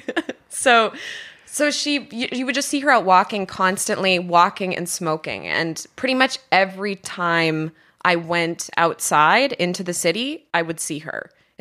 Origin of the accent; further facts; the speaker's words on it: Regina, Saskatchewan, Canada; I'm from Regina.